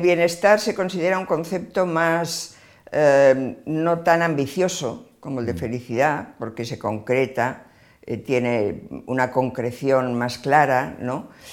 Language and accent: Spanish; Barcelona, Catalonia, Spain; yo nací en Barcelona, em, estudié Filosofía y Letras en la Universidad de Barcelona